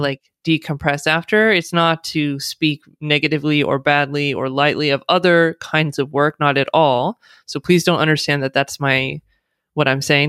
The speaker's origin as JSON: {"language": "English", "country": "United States", "tie": "born or raised there", "accent": "American", "first_language": "English", "said": "someone born and raised in the United States who speaks with an American accent, English is the only language I speak"}